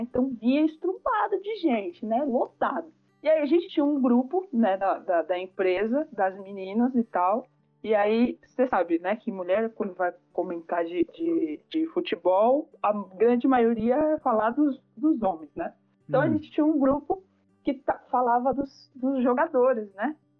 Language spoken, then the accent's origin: Portuguese; São Paulo, Brazil; sou nascida, criada na zona norte de São Paulo, aqui nas quebradas do Jardim Tremembé